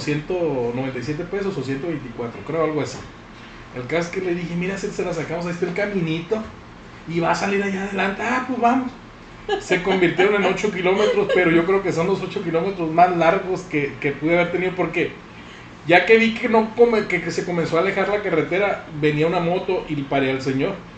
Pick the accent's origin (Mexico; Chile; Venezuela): Mexico; Sinaloa de Leyva, Sinaloa; also born or lived in Guasave; now in Culiacán, Mexico; yo soy de Sinaloa de Leiva, no es Guasave, Sinaloa de Leiva